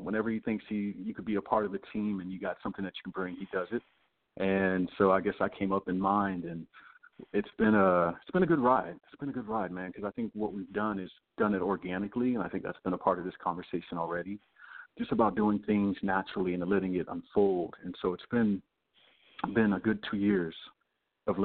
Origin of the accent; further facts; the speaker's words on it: Louisiana, United States; also born or lived in lived all over (military family); But military family, so I lived all over. So it's, you know, it's not just my hometown in Louisiana, but definitely familiar with the architects and all the that area down there.